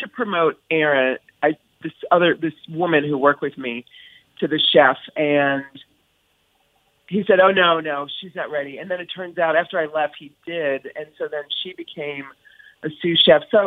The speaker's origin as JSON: {"language": "English", "region": "East Coast", "country": "United States", "moved": "as an adult", "lives_now": "California, United States", "said": "I was from the East Coast"}